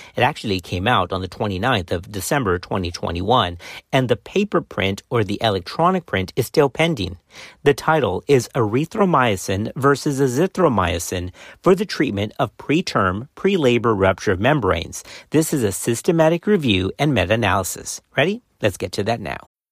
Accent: Texas, United States; Baylor College of Medicine here in Texas. So it's a shout-out to my home state

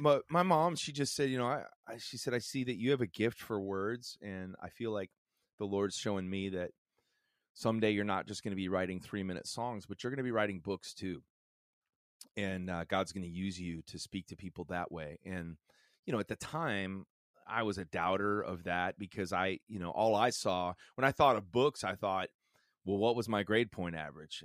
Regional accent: Chicago, Illinois, United States; a pastor's family and a small church growing up in the suc, uh, suburbs of Chicago

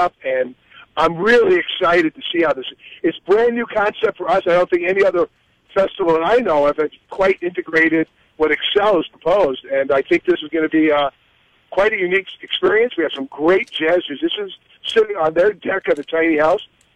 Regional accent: New York City, New York, United States; accent: New York; I'm from the Bronx.

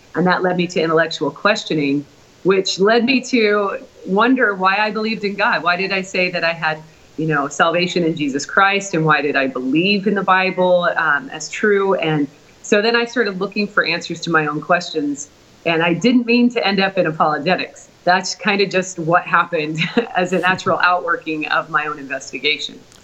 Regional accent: Portland, Oregon, United States; moved away; also born or lived in Oklahoma; Originally, I'm from Portland, Oregon.

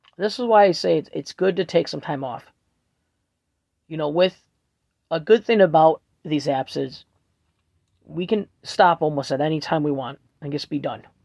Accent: Buffalo, New York, United States; I'm from Buffalo, New York, Erie County

